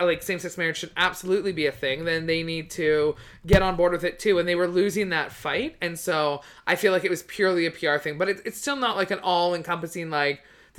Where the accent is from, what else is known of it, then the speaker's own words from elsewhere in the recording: New Westminster, British Columbia, Canada; He's from like right where I grew up. Like right close to there.